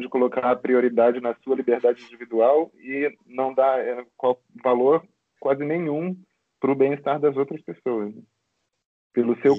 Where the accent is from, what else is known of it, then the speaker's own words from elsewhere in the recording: Rio de Janeiro, Brazil; now in Romania; sou do Rio, mas moro aqui na Romênia